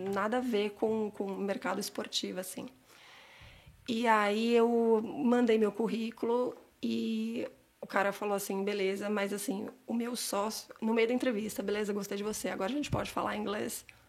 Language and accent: Portuguese; São Paulo, Brazil; moved away as an adult; now in Canada; eu cresci em Santana, no bairro de Santana, Zona Norte